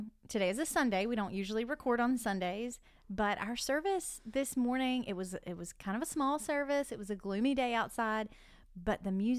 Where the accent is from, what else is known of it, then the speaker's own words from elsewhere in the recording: the South, Southern United States, United States; accent: Southern; it would either be my Southern accent or it would be my big hair.